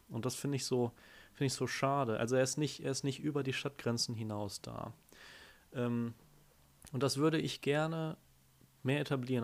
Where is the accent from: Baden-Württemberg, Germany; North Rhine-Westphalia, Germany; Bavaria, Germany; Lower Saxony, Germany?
North Rhine-Westphalia, Germany; Dortmund; now in Bochum, Germany; ich komme ja aus Dortmund, aber wohne jetzt hier in Bochum